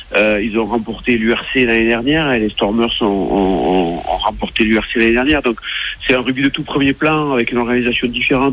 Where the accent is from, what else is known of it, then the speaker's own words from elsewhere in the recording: France; chez nous en France